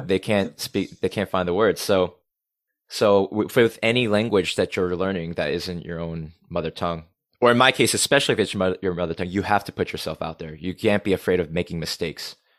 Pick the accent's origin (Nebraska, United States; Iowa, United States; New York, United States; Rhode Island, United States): Rhode Island, United States; accent: New England; first language English; moved away as an adult; also born or lived in South Korea; now in Seoul, South Korea; I grew up as a small town American boy in New England, small town America, in the suburbs